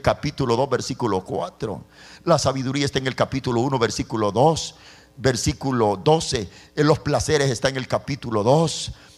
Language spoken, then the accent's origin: Spanish; El Salvador; Yo soy salvadoreño